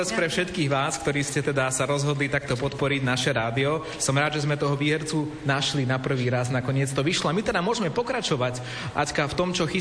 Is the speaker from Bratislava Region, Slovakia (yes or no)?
no; Svrčinovec, Žilina Region, Slovakia; pochádzam zo Svrčinovca.